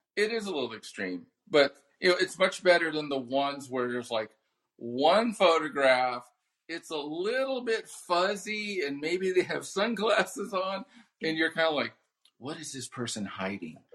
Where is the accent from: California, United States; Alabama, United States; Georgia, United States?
California, United States; Southern; I grew up here in Southern California